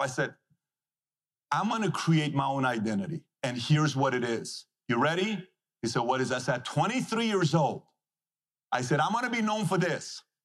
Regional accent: Iran; moved away; this is coming from a guy who was born and raised in Iran

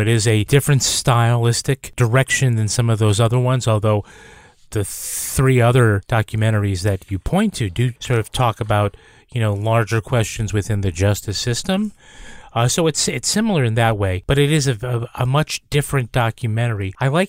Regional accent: Massachusetts, United States; because I'm from Western Massachusetts

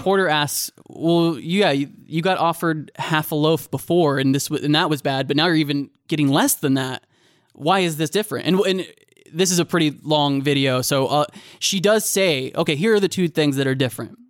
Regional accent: United States; as an American

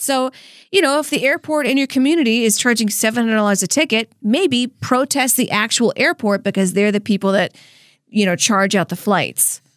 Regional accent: Louisiana, United States; moved away; how I was raised in Louisiana

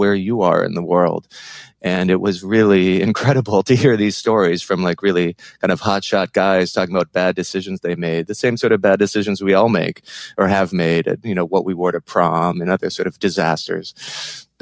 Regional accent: Minneapolis, Minnesota, United States; now in New York, United States; I grew up in Minneapolis. I'm a Midwesterner, but I've lived in New York for about 20 years now

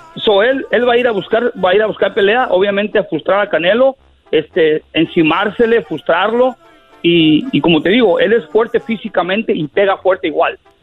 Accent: Michoacán, Mexico; moved away; Yo nací en Michoacán, en un pueblito en el cerro

